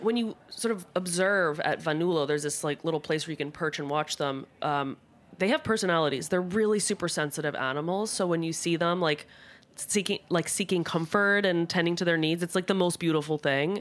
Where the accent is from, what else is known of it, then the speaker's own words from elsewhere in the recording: New Jersey, United States; also born or lived in Basilicata, Italy (ancestry); now in Rome, Italy; I, as a Jersey Italian American